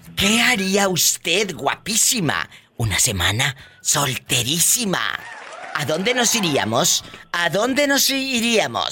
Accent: Matamoros, Tamaulipas, Mexico; moved away; allá en mi tierra, en Matamoros

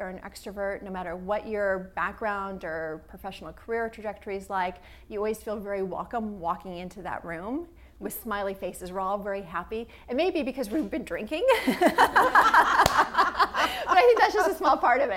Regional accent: Midwest, United States; growing up in the Midwest, but yet growing up in a family that owned a business

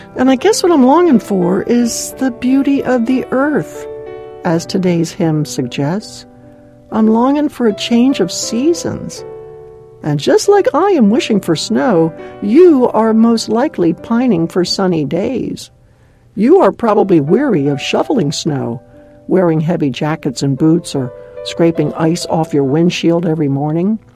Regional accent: Maryland, United States; now in Southern California, United States; the cold, wet winters back in my home state of Maryland

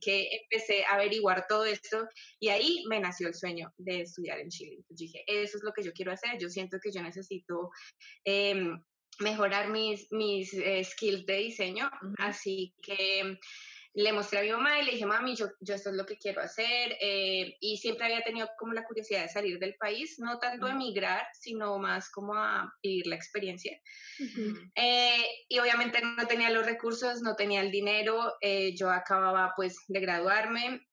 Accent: Colombia; moved away as an adult; now in Australia; Yo soy una colombiana que emigró a Australia ya hace, va a ser siete años, ocho años, perdón, en febrero

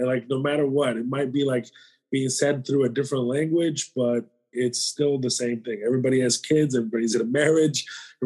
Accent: the South, United States; I grew up in the South

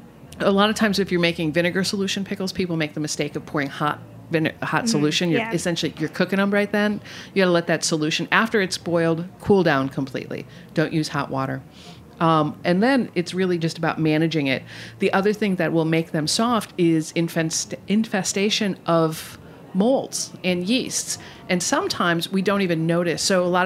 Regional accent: Midwest, United States; I'm from the Midwest, so I'm cheap and cheerful.

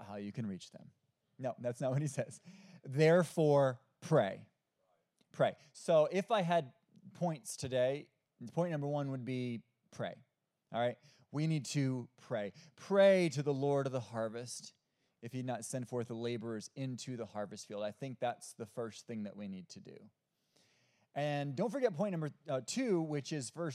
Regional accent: Omaha, Nebraska, United States; also born or lived in Iowa; now in Hickory, United States; I'm originally from Omaha, Nebraska. I lived in Iowa for seven years actually, and I moved to North Carolina about 13 years ago.

